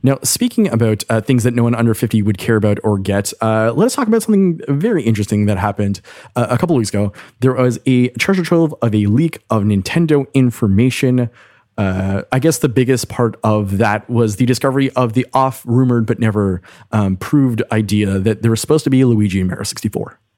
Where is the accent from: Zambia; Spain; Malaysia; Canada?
Canada; as a Canadian